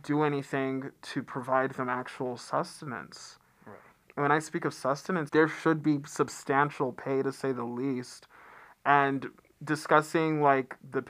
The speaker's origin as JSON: {"language": "English", "country": "United States", "tie": "born or raised there", "also_born_or_lived": "Atlanta, Georgia / The Bronx, New York", "moved": "yes", "lives_now": "Western North Carolina, United States", "said": "I grew up in Atlanta and the Bronx"}